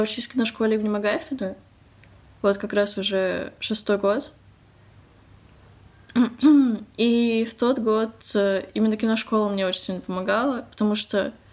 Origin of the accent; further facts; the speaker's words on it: Moscow, Russia; мне 15 лет, я из Москвы.